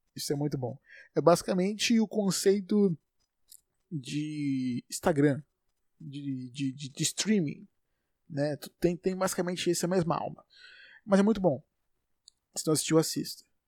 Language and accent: Portuguese; Salvador, Bahia, Brazil; sou de Salvador, Bahia